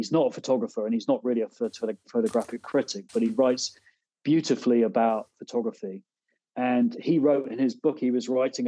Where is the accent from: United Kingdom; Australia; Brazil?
United Kingdom; Devon, South West England; moved away as an adult; also born or lived in Exeter / London / Ghent, New York; now in upstate New York, United States; I'm from Devon originally, and I didn't grow up on a farm, but we certainly were surrounded by them